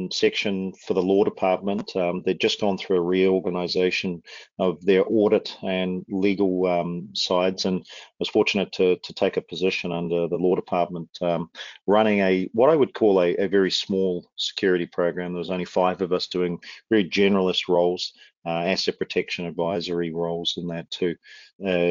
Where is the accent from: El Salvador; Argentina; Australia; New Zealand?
New Zealand; Wellington; moved away as an adult; also born or lived in Auckland, New Zealand; now in Calgary, Canada; I was born and raised in Wellington in New Zealand, moved to Auckland when I just finished high school, or college, as we call it down there.